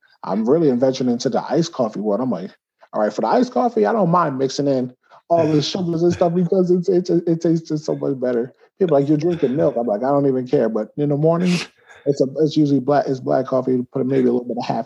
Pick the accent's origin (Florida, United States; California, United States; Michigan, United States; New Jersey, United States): New Jersey, United States; Woodbridge; my hometown of Woodbridge, New Jersey